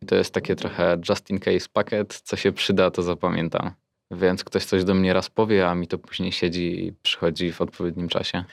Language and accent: Polish; near Pszczyna, Silesian Voivodeship, Poland; Okolice Pszczyny. Tam też blisko jest Oświęcim w sumie.